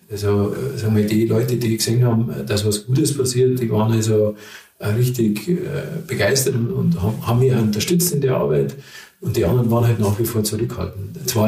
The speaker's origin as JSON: {"language": "German", "town": "Freising", "region": "Bavaria", "country": "Germany", "said": "Ich komme da aus Freising"}